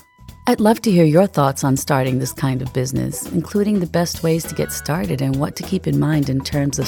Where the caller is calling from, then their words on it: New York City, New York, United States; I'm calling from New York.